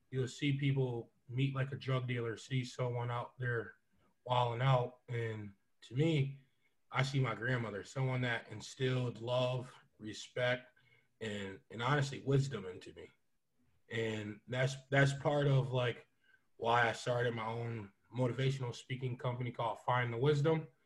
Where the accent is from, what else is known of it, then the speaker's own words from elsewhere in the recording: Syracuse, New York, United States; I'm from Syracuse, Syracuse, New York. Uh, currently a PE teacher in this inner city of Syracuse at Van Duyn Elementary.